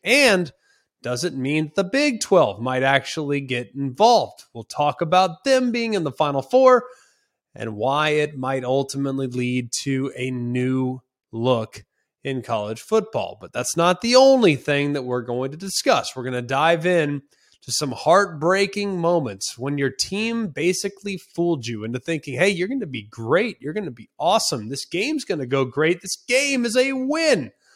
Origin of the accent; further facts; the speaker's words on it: Los Angeles, California, United States; I'm from Los Angeles